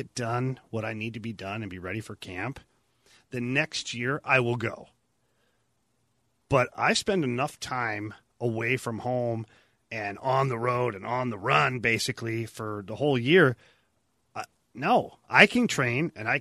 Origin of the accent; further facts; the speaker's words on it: Ottawa, Ontario, Canada; I'm from Ottawa